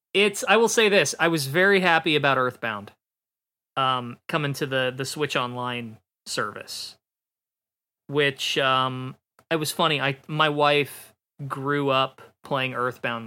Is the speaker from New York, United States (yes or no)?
no; Ohio, United States; I'm from Ohio